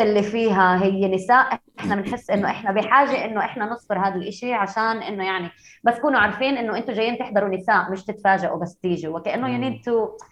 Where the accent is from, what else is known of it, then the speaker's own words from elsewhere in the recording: Haifa, Haifa District, Israel; انا من حيفا انا فلسطينيه بس انا معي هويه اسرائيليه